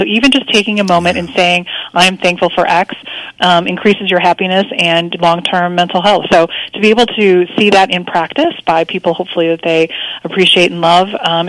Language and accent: English; Midwest, United States; now in Texas, United States; I grew up in the Midwest and I came down to Texas